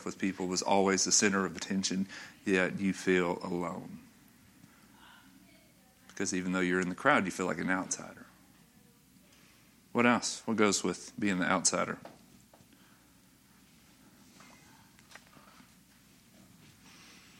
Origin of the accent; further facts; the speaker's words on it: North Little Rock, Arkansas, United States; I grew up in North Little Rock. I grew up, first 16 and a half years of my life were in North Little Rock.